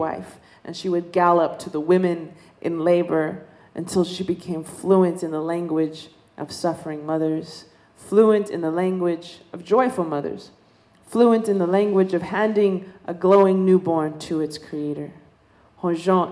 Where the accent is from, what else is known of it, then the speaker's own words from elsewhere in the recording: Dene Nation, American Southwest, United States; I come from the Dene Nation. We come from the desert, you know. We're desert people